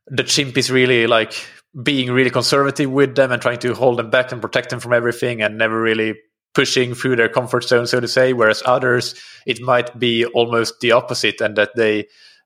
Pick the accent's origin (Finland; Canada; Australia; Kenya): Finland; I'm from Finland